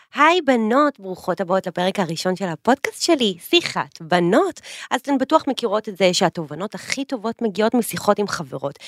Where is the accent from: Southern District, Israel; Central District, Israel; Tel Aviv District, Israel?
Central District, Israel; Petah Tikva; גדלנו באותה עיר, עיר האור- עיר האורות פתח תקווה